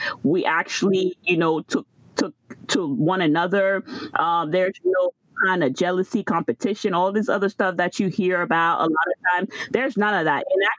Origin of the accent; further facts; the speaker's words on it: Florida, United States; So I am from Florida.